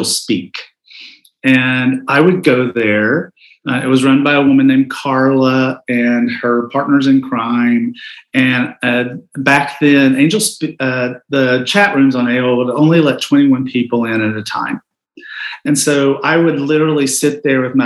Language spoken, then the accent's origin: English; Southeast, United States; also born or lived in Knoxville, Tennessee; I grew up gay in the Southeast